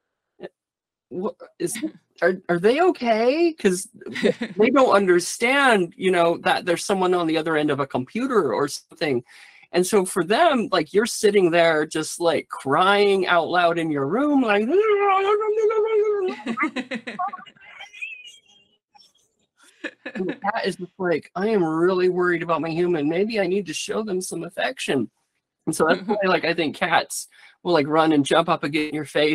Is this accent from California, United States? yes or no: no; the Cascades, north of the Columbia River, Washington, United States; moved away as an adult; also born or lived in Portland area; North of the river where I grew up in the Cascades